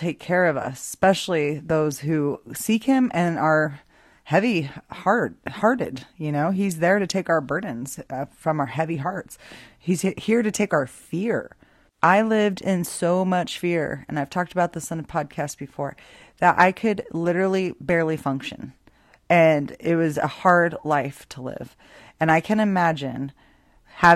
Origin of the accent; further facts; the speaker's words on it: Boise, Idaho, United States; I grew up in Boise, Idaho